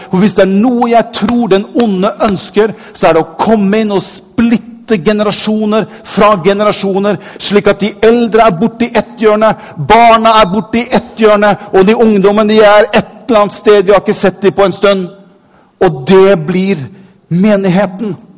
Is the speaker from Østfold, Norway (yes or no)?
no; Bergen, Vestland, Norway; jeg er født i Bergen.